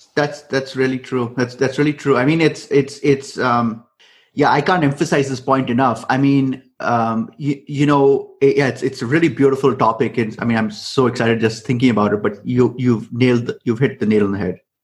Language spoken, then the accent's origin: English; India; I come from India